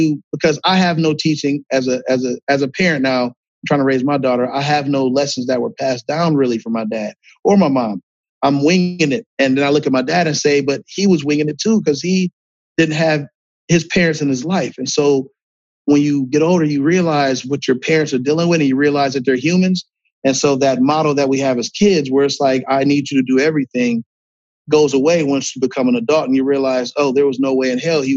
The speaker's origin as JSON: {"language": "English", "town": "Akron", "region": "Ohio", "country": "United States", "tie": "born or raised there", "said": "I'm from Akron, Ohio"}